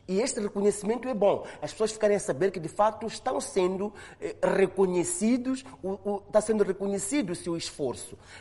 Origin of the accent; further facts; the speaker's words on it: Mozambique; nós, como moçambicanos